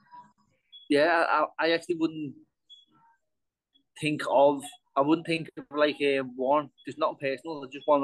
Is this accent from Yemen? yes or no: no; England, United Kingdom; I'm from England and staying in Ireland